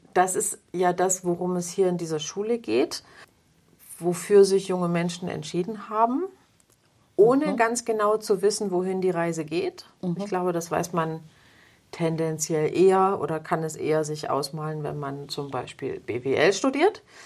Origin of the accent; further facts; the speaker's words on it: Plauen, Saxony, Germany; war damals noch in, in Plauen, wo ich geboren bin